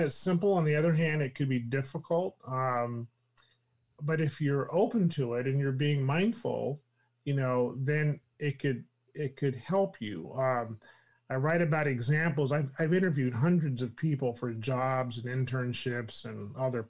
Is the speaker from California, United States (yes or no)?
yes; California, United States; accent: Californian; I talk like I'm from California